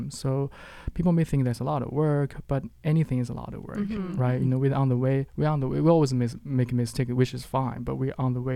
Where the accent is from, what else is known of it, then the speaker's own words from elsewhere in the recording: Qingdao, Shandong, China; moved away as an adult; now in Halifax, Canada; my hometown. It's called Qingdao in China